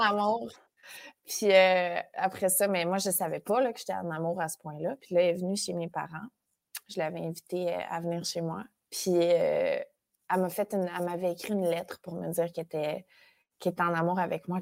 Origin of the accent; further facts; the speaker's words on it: Saint-Léandre, Quebec, Canada; now in Montreal, Canada; Je suis native de Saint-Léandre. qui C'est un village à 15 minutes de Matane. Euh, je suis née là-bas. Puis euh, j'ai vécu là jusqu'à mes genres de 12 ans